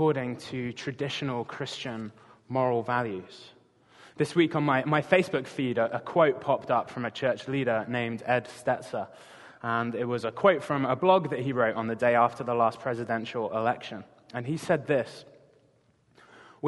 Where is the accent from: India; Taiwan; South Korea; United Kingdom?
United Kingdom; England; moved away as an adult; now in Gig Harbor, United States; I'm not from around these parts originally, if you haven't already guessed. I'm from England